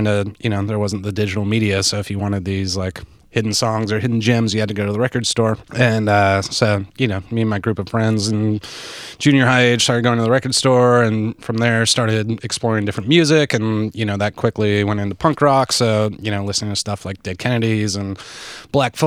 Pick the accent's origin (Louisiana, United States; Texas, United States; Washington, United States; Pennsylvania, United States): Washington, United States; Seattle; I grew up in the Seattle area, early 90s